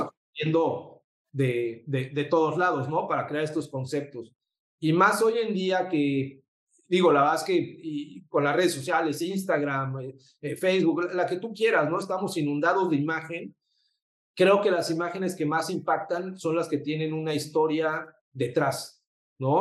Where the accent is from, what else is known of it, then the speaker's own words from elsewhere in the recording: Mexico City, Mexico; moved away as an adult; also born or lived in Puebla; now in Cancún, Mexico; soy de la Ciudad de México